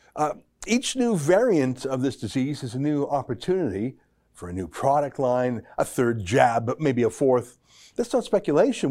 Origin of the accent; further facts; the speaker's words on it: Alberta, Canada; I'm from Alberta